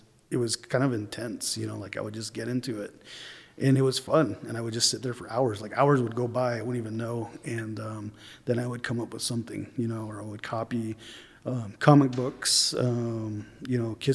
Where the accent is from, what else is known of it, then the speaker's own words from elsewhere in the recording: Tuba City, Arizona, United States; also born or lived in Cedar City, Utah; I'm originally from Tuba City, Arizona, because that's where my mom is from